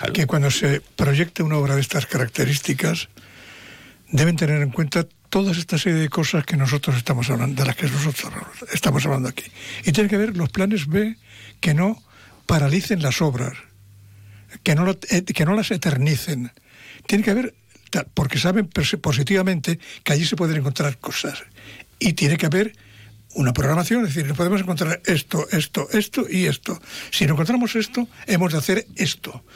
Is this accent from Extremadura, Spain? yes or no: yes; Mérida, Extremadura, Spain; moved away; del pueblo donde yo nací. Sabéis que yo soy de Mérito Augusta.